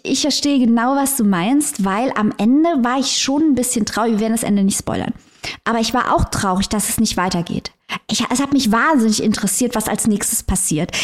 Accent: Germany; wir als Deutsche

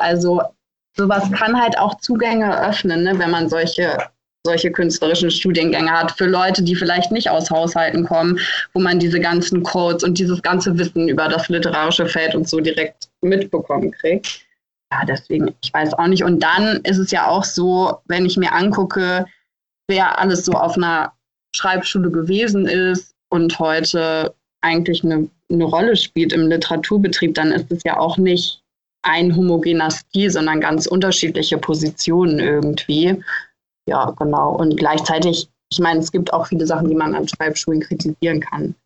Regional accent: Hildesheim, Lower Saxony, Germany; ich komme ja aus Hildesheim und ich kenne diesen Ort dadurch, dass ich da aufgewachsen bin

